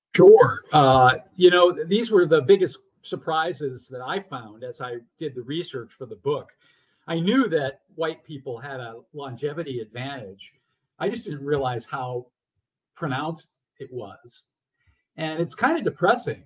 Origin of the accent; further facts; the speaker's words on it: Massachusetts, United States; still living independently in the house I grew up in in Massachusetts